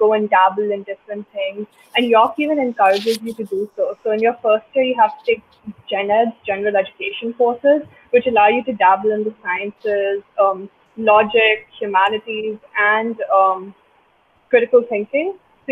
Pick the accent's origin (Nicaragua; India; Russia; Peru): India; now in Toronto, Canada; growing up in India in that competitive education system